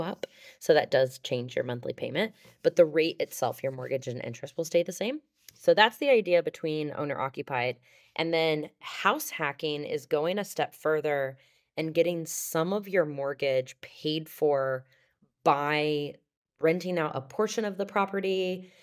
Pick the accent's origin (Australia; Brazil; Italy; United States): United States; Overland Park, Kansas; moved away; also born or lived in Denver; I grew up in Overland Park, Kansas